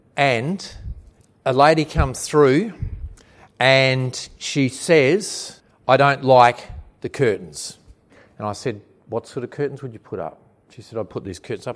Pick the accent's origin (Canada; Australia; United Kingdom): Australia; Williamstown; in my hometown of Williamstown